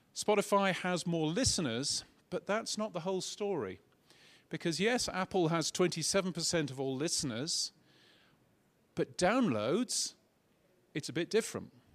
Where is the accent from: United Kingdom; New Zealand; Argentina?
United Kingdom; now in Australia; as you can tell from my silly accent, I'm a British person.